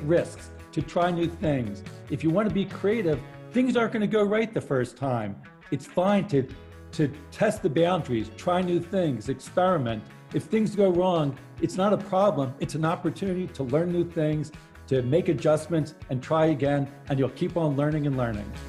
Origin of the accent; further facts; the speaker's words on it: New York City, New York, United States; we're New Yorkers